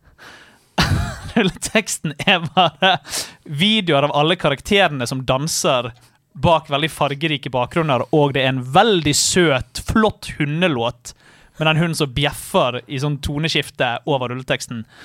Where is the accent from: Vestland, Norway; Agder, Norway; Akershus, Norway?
Vestland, Norway; Bergen; der jeg kommer fra, i Alvøen i Bergen